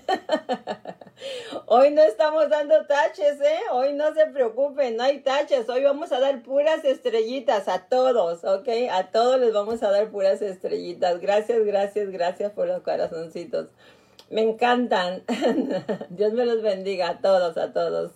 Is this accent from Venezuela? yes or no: no; Nayarit, Mexico; moved away; mis paisanos de Nayarit, de mi pueblo